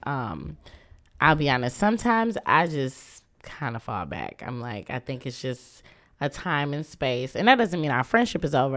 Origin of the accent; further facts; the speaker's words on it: Muskegon, Michigan, United States; moved away as an adult; also born or lived in Kalamazoo, Michigan / Grand Rapids, Michigan; now in Detroit, United States; I was raised in Muskegon